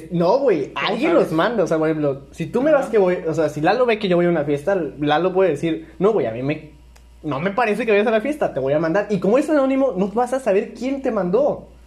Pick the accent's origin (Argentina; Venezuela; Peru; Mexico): Mexico; Villahermosa, Tabasco; somos de Villahermosa, Tabasco.